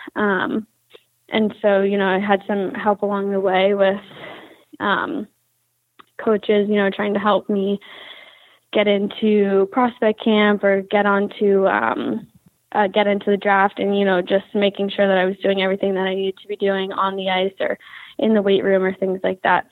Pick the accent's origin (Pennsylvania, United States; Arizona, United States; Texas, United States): Pennsylvania, United States; Philadelphia; moved away as an adult; now in Connecticut, United States; I'm from Philadelphia, Pennsylvania